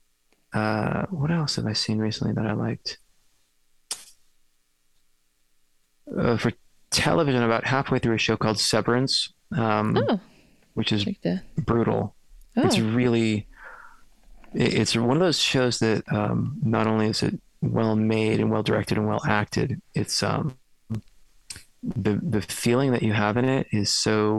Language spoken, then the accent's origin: English; Worcester, Massachusetts, United States; moved away as an adult; now in New York, United States; it's set in my hometown. It's set in Worcester, Massachusetts